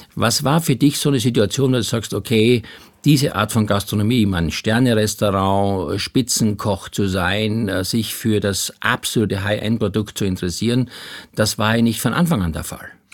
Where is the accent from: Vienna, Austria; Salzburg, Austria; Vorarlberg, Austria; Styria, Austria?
Styria, Austria; ich bin in der Steiermark groß geworden